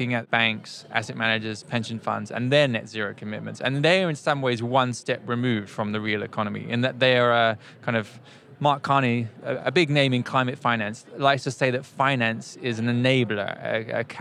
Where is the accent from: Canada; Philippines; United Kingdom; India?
United Kingdom; as a Brit